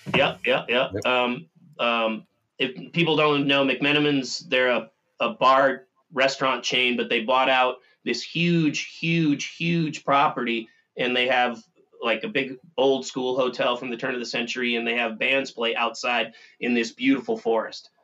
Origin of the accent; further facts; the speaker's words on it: Minnesota, United States; I'm from Minnesota